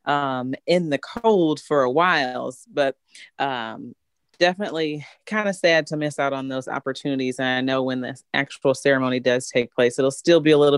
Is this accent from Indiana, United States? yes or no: no; Bloomington, Illinois, United States; growing up in Bloomington, State Farm headquarters